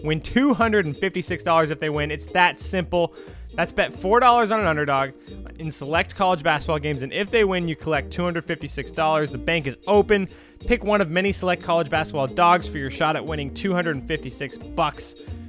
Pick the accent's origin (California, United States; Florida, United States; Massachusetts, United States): California, United States; San Diego; my hometown in San Diego.